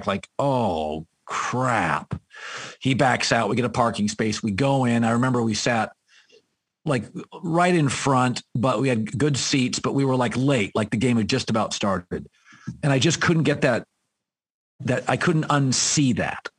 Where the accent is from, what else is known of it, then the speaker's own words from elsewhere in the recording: Aberdeen, Washington, United States; my hometown, as you know, Aberdeen, Washington